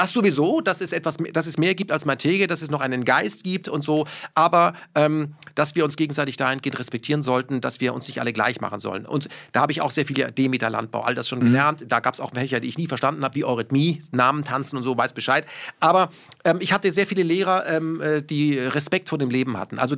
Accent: Baden-Württemberg, Germany; born or raised there; first language German; moved away; also born or lived in Krefeld / Berlin

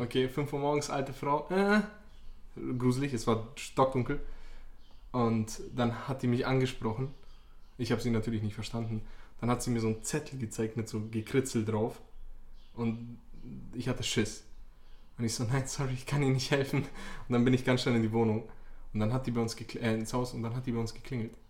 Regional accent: Bosnia & Herzegovina; bei uns in Bosnien

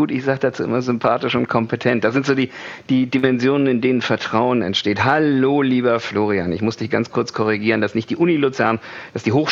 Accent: Kiel, Schleswig-Holstein, Germany; moved away as an adult; Also ich komme aus Kiel. Äh, musste da aber weg, weil die Leute sind da äh, eher einsilbig.

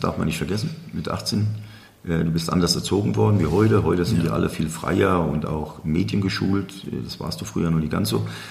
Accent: Aschaffenburg, Bavaria, Germany; ich bin mit Felix hier groß geworden in der Parallelstraße

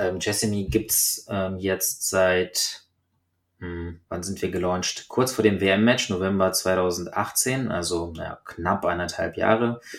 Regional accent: Germany; bei uns in Deutschland

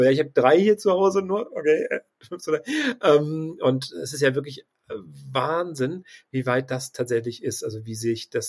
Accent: Hamburg, Germany; also ich komme ja aus Hamburg und wir haben tatsächlich einen großen Taxidienstleister

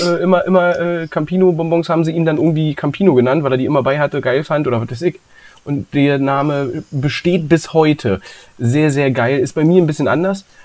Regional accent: East Germany, Germany; ich bin im Osten geboren

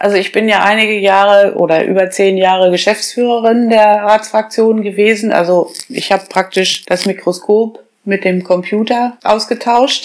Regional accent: Kreinsen, Lower Saxony, Germany; moved away as an adult; also born or lived in Bad Gandersheim / Göttingen / Einbeck; now in Holtensen, Germany; Ich bin geboren in Bad Gandersheim und äh, gewohnt habe ich eben zu Hause in meinem Elternhaus in Kreinsen

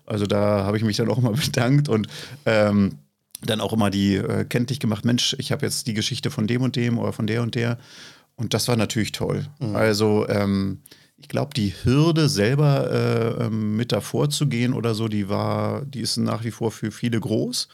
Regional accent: East Germany, Germany; also born or lived in Fürstenwalde; ich bin ja ein Kind der DDR

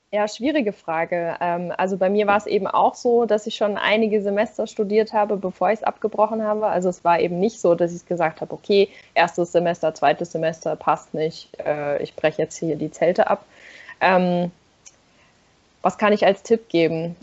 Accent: a village near Darmstadt, Hesse, Germany; moved away; also born or lived in Nürtingen; ich komme da eigentlich auch eher aus dem Dorf da in der Nähe

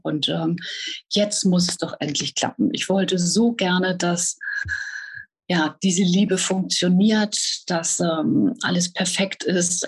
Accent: Hanover, Lower Saxony, Germany; bin geboren in Hannover und äh, ja, lebe in Niedersachsen an der, an der schönen Küste.

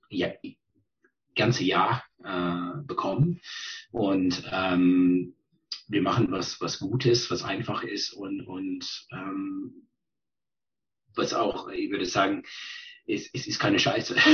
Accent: British Columbia, Canada; ich bin geboren in British Columbia, ähm, groß geworden auf Vancouver Island, äh, da studiert, habe mein äh, Gymnasium gemacht, Abitur und dann äh, studiert.

